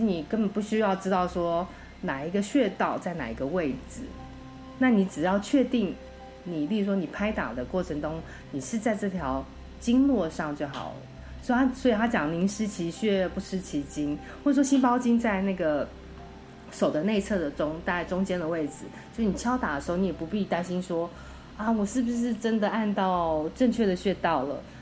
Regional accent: Taiwan; now in United States; 我以前小时候在台湾

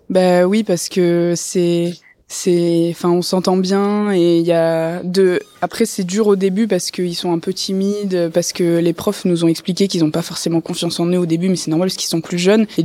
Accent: Toulon, Provence-Alpes-Côte d'Azur, France; moi je suis de Toulon à la base et tout et en fait j'ai j'ai eu cette expérience de en étant petite d'être avec des gens de l'université

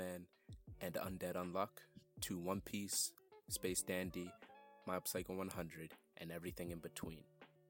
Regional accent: New York, United States; I'm from New York

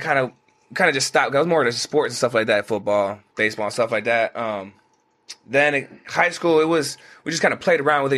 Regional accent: Phoenix, Arizona, United States; I grew up in Phoenix, Arizona, right off of 71st

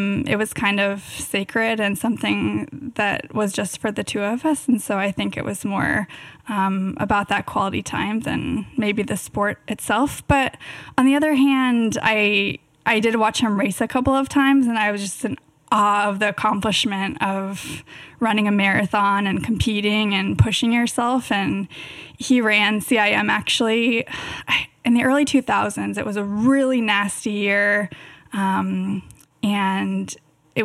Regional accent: Davis, California, United States; born or raised there

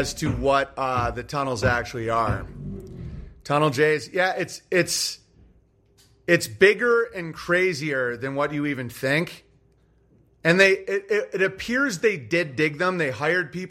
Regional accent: United States; I'm an American. I'm a very strongly identifying American

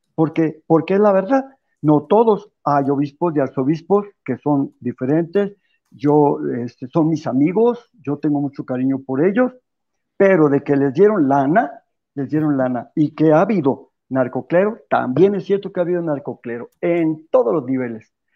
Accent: Mexico; los católicos de México

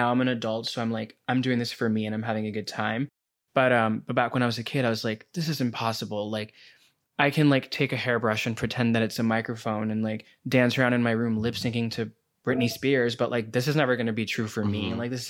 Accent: New Delhi, Delhi, India; moved away as an adult; now in United States; Yeah, I grew up in New Delhi, which is in India. Mm-hmm. And I moved here to go to college at 18.

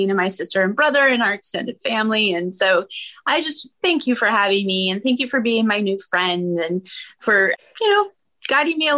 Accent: Maine, United States; now in Los Angeles, United States; I grew up in Maine, of all places, and now live outside of Los Angeles with my family.

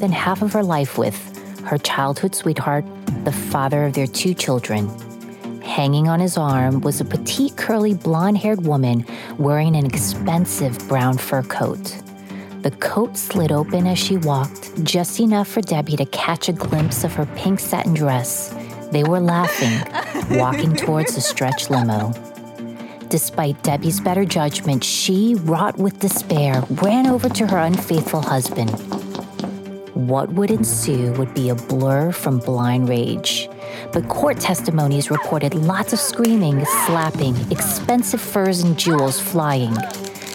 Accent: New York City, New York, United States; growing up in Queens, New York

